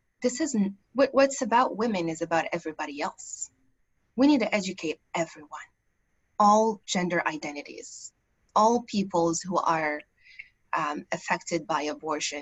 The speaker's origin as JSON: {"language": "English", "country": "Morocco", "tie": "born or raised there", "moved": "yes", "lives_now": "United States", "said": "I grew up in Morocco"}